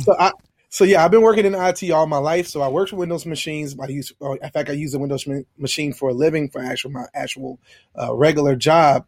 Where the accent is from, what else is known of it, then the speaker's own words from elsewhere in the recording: Baton Rouge, Louisiana, United States; from Baton Rouge, Louisiana